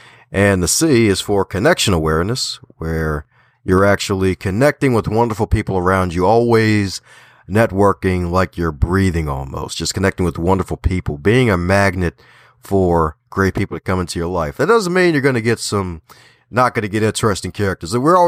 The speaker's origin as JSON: {"language": "English", "town": "Baltimore", "region": "Maryland", "country": "United States", "said": "I'm like, I'm from Baltimore. Don't worry. Just because I put the T in there, I'm still from Baltimore here."}